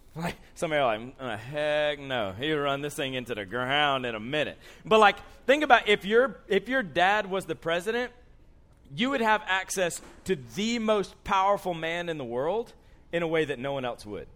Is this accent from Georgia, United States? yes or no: yes; Columbus, Georgia, United States; moved away as an adult; now in Andrews, United States; I grew up in Columbus, Georgia